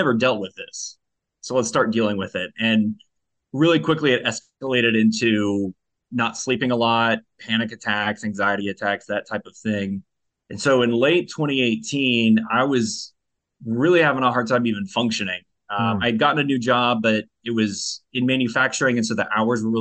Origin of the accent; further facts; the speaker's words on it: California, United States; now in Richmond, United States; So I'm originally from California. That's where I was born and raised. I live in Richmond, Virginia now.